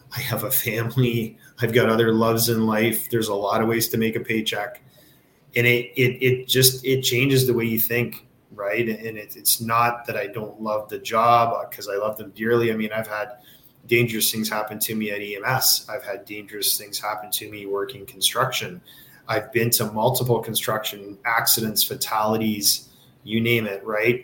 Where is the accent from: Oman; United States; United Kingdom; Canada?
Canada; Kitchener, Ontario; I grew up in Kitchener, uh, huge hockey town, right between London and Toronto